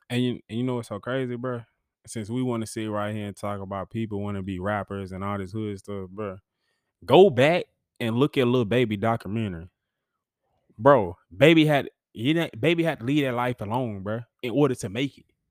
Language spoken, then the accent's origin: English; Huntsville, Alabama, United States; I grew up in Huntsville being a bulldog